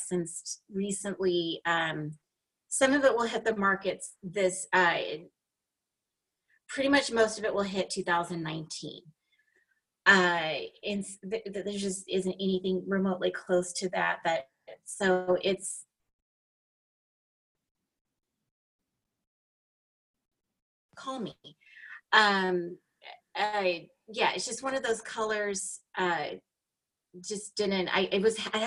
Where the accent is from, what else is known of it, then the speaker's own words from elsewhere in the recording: Los Angeles, California, United States; So I live in Southern California, and I'm from the beaches of LA. So very iconic beaches. A lot of movies and TV shows are filmed in my hometown